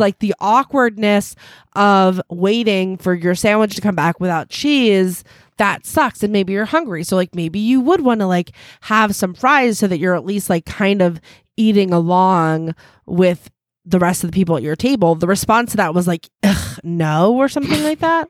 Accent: United States

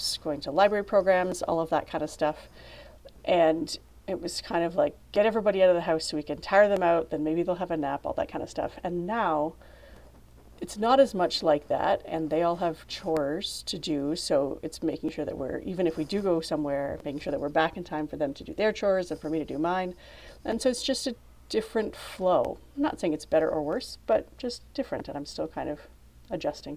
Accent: Canada; As a Canadian

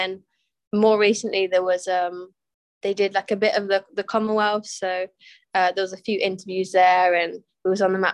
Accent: Coventry, West Midlands, United Kingdom; I grew up in Coventry, and I started judo when I was 8

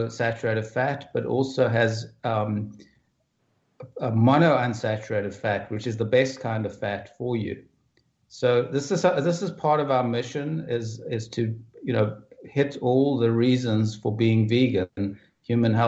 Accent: South Africa; I grew up in South Africa, and I grew up during some of the worst years of apartheid

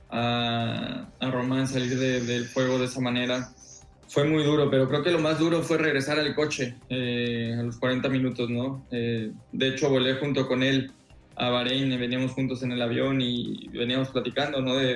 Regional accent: Mexico; pero creo que como mexicanos no, será normal hablar de Fórmula 1

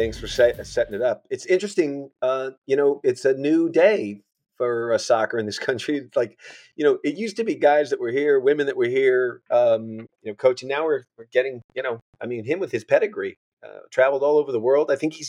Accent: New England, United States; I grew up in New England, you know, playing soccer.

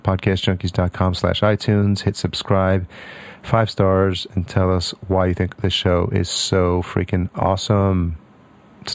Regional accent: New York, United States; also born or lived in Syracuse; I grew up in New York

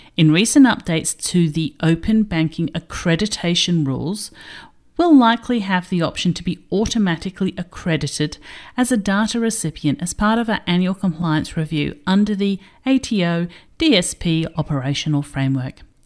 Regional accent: Australia; your favourite Australian correspondent

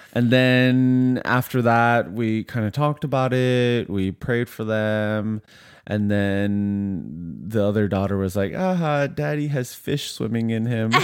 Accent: Vancouver, British Columbia, Canada; moved away; also born or lived in Ottawa / Montreal / Korea / Edmonton; I grew up in Vancouver

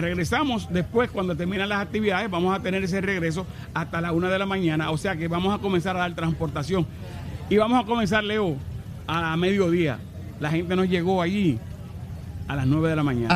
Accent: Santo Domingo, Distrito Nacional, Dominican Republic; moved away as an adult; now in Puerto Rico; Yo nací en Santo Domingo, República Dominicana

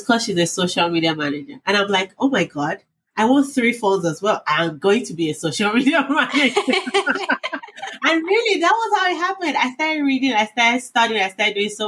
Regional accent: Nigeria; moved away as an adult; now in United States; I grew up in Nigeria before I moved to the States like 6 years ago.

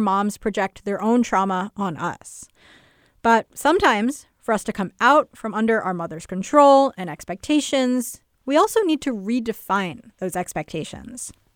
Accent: United States; my sister and I were raised in America

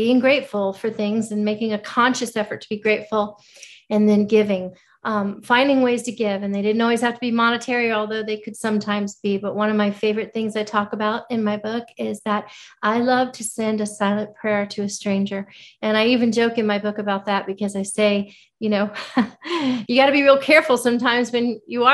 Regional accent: Florida, United States; now in Nashville, United States; I'm originally from Florida. I grew up in Florida

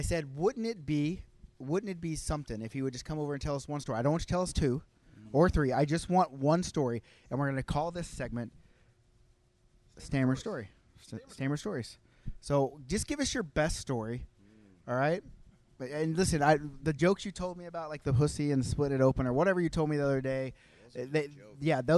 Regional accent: United States; now in Calgary, Canada; I'm American, but I live in Canada

